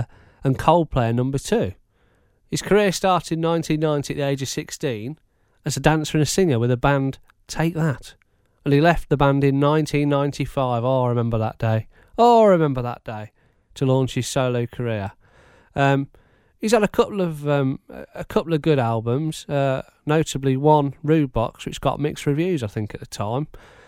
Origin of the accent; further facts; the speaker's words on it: Bedford, East of England, United Kingdom; I'm from Bedford.